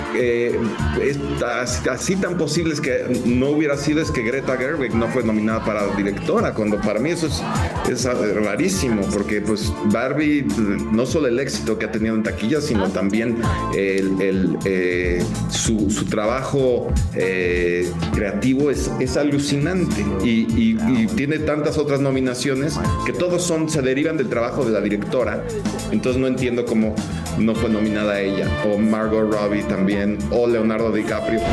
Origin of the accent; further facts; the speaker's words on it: Mexico; sí se siente muy bonito como mexicano compartir esto con mi país